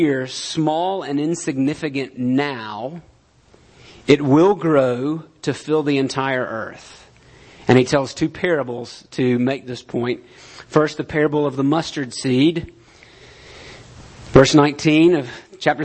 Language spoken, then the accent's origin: English; United States; we're American